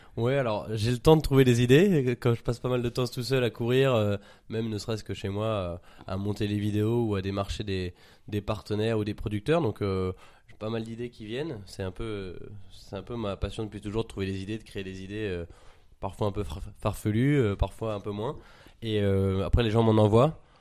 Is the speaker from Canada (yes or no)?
no; Paris, Île-de-France, France; j'ai 24 ans, je suis parisien